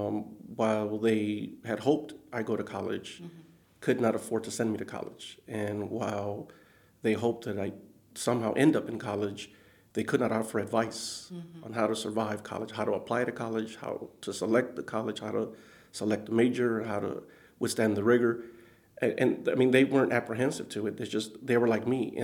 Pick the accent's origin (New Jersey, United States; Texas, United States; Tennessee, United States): Texas, United States; San Antonio; I was born and raised in San Antonio.